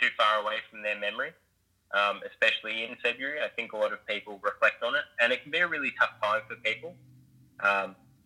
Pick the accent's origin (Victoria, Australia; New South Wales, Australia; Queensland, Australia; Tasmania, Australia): Victoria, Australia; me being an Australian firefighting